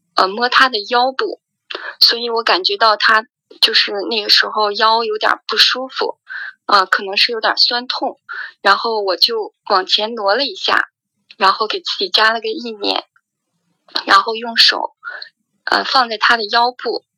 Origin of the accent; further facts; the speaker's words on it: Qingdao, Shandong, China; 我是来自青岛的